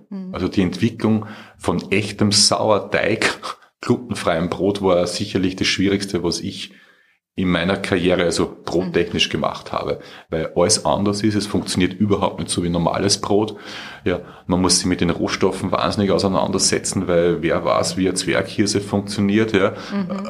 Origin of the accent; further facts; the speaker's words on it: Austria; ich bin ja Österreicher, ich lebe ja